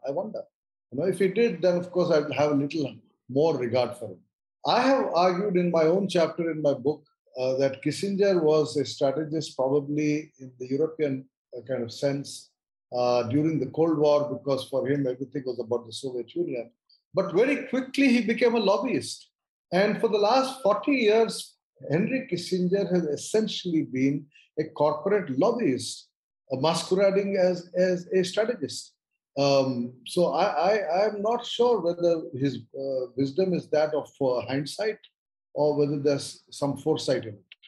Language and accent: English; India; I look at all of these issues as an Indian, i do not claim to be anything beyond being an Indian